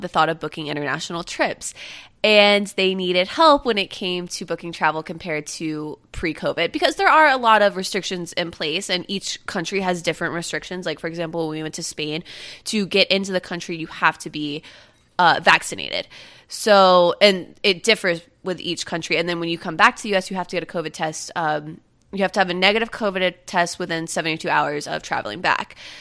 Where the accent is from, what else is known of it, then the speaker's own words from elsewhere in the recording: Satellite Beach, Florida, United States; moved away; I'm from Satellite Beach.